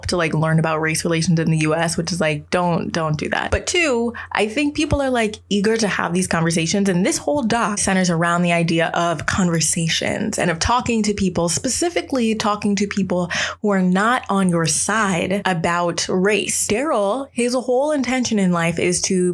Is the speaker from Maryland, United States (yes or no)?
yes; Maryland, United States; I am from Maryland